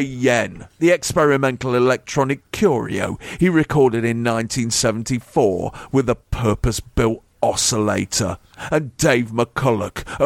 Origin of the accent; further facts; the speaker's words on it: England, United Kingdom; I'm English